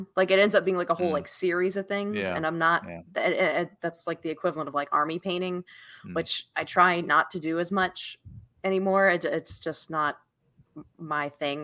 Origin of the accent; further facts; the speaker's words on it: Virginia, United States; also born or lived in Utah; now in Tennessee, United States; We're originally from Virginia